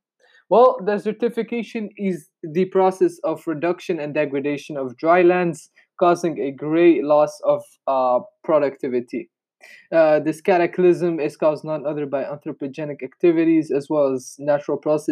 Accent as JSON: {"language": "English", "country": "Tunisia", "said": "my home country of Tunisia"}